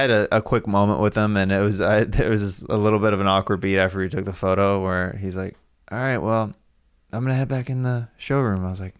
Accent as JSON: {"language": "English", "town": "Kansas City", "region": "Missouri", "country": "United States", "tie": "born or raised there", "said": "I'm from Kansas City."}